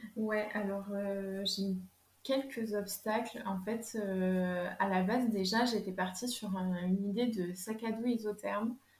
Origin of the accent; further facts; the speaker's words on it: Lot-et-Garonne, Nouvelle-Aquitaine, France; moved away as an adult; now in Bordeaux, France; je suis originaire du Lot-et-Garonne. Et en fait, je me suis rapprochée de Bordeaux